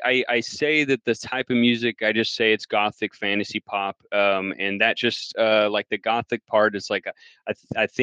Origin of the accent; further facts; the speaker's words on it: El Paso, Texas, United States; now in Round Rock, United States; I'm originally from El Paso, Texas, just a little border town next to Juarez, Mexico, now in Austin, Round Rock, like 15 minutes outside of Austin